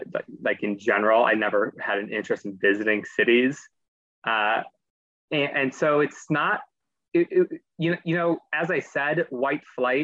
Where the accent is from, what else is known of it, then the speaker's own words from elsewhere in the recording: Dearborn, Michigan, United States; moved away as an adult; I'm from Dearborn, which borders Detroit, and it's the headquarters of Ford Motor Company, which is really its claim to fame. So I grew up right next to the city.